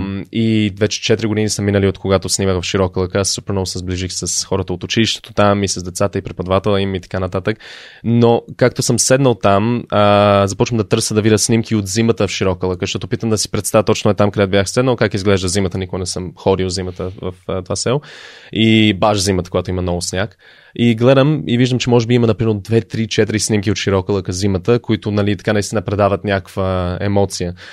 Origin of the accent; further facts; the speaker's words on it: Canada; moved away as an adult; also born or lived in Sofia, Bulgaria / United States / Netherlands / Sevlievo, Bulgaria; now in Bulgaria; роден съм в България, в София, а, но тръгнах за щатите, когато още бях много малък. А, към щатите, след това към Канада, израснал съм по-голямата част от, в живота ми от Канада